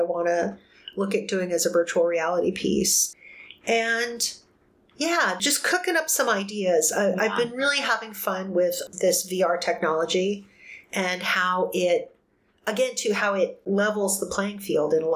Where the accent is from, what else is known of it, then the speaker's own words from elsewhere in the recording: New Mexico, United States; now in Arizona, United States; being that little kid growing up in New Mexico